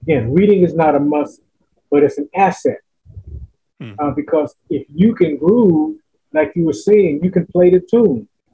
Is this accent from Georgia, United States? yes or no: no; Los Angeles, California, United States; moved away as an adult; also born or lived in Las Vegas, Nevada; now in Woodbridge, United States; Born and raised in Los Angeles, California